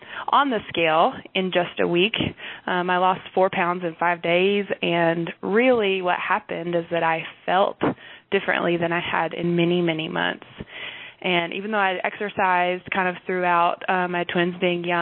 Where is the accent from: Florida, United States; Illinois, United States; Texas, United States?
Texas, United States; North; I'm from North Texas area. I live in Wichita Falls right now with my Army husband